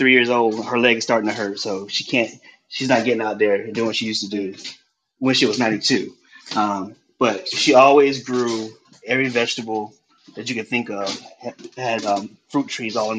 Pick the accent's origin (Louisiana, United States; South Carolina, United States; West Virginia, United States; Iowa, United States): South Carolina, United States; Columbia; moved away as an adult; now in Brooklyn, United States; I was born and raised in Columbia, South Carolina.